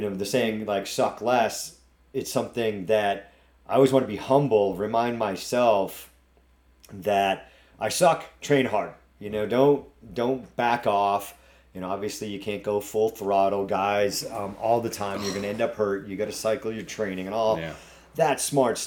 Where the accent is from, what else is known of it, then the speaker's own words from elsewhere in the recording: New England, United States; accent: New England; my New England accent.